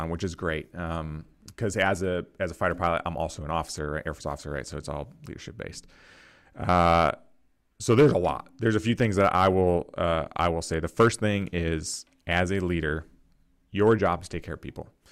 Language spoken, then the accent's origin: English; Rochester, New York, United States; I grew up in Rochester, New York, so Western, Western New York